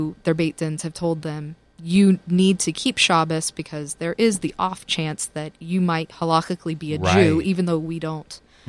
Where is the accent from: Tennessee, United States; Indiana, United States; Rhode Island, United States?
Tennessee, United States; now in New York, United States; And I'm a Southerner